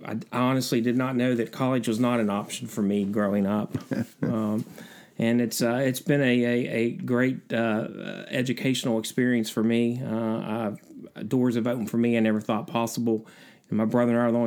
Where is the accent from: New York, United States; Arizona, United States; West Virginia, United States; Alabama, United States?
West Virginia, United States; Logan; also born or lived in Huntington, West Virginia; I was born in a little town down in southern West Virginia named Dingus, near Logan